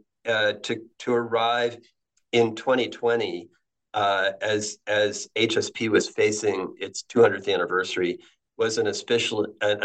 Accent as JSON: {"language": "English", "town": "Ellington", "region": "Connecticut", "country": "United States", "tie": "born or raised there", "said": "I grew up in Ellington, Connecticut, which is a small town between Hartford and Springfield."}